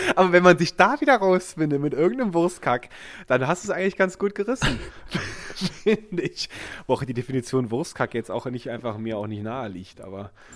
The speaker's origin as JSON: {"language": "German", "area": "Ahrweiler district", "region": "Rhineland-Palatinate", "country": "Germany", "tie": "born or raised there", "said": "ich bin umgezogen in dieser Region in, in den Kreis Ahrweiler"}